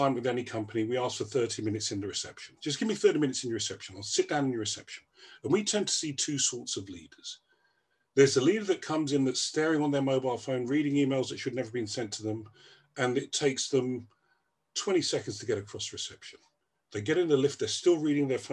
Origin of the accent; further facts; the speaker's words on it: Gambia; moved away; I was born in Gambia